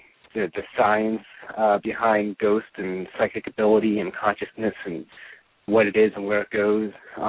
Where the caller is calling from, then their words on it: Washington, District of Columbia, United States; I am from calling from the Washington, D.C. Region over across the pond in America